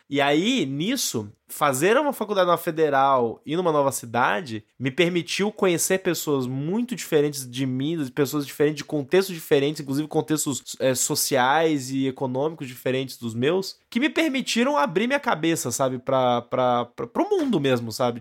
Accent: Brazil; Nós estamos absorvendo todos esses produtos como brasileiros e como adultos.

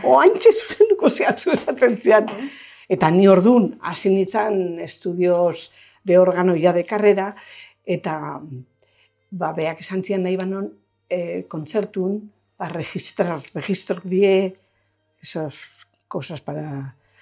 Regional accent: Zumarraga, Basque Country, Spain; hartu zuen bera, eskondu zan klienta batekin, eta hor jaio ginen gu

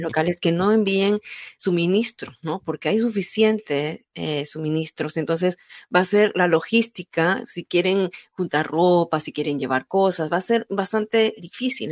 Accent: Peru

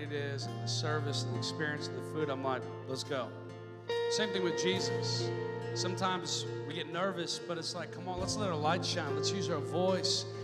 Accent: Seattle, Washington, United States; I'm from Seattle area for a while.

